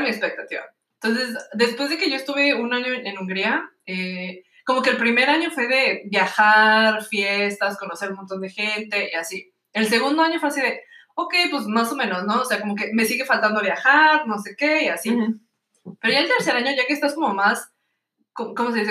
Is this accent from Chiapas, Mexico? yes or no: no; Mexico City, Mexico; moved away as an adult; also born or lived in Querétaro / Budapest, Hungary; now in Malmö, Sweden; Yo soy del DF, nacida en el DF, pero a los 15 años nos